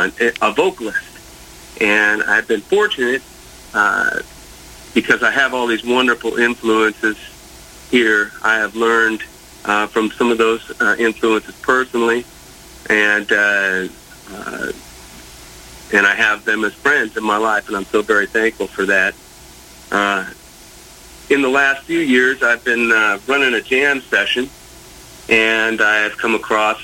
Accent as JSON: {"language": "English", "town": "Portland", "region": "Oregon", "country": "United States", "tie": "born or raised there", "said": "I was born and raised in Portland, Oregon."}